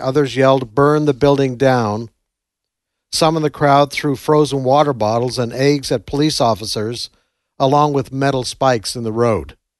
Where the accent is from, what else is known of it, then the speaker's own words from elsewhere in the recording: Canada; moved away as an adult; now in United States; I come from Canada, moved here many years ago